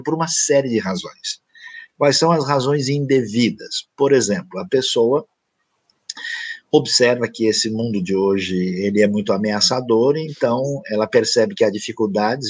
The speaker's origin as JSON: {"language": "Portuguese", "region": "São Paulo", "country": "Brazil", "tie": "born or raised there", "also_born_or_lived": "Tocantins", "moved": "yes", "said": "Eu nasci e vivi inicialmente em São Paulo, eu morei um tempo no Tocantins"}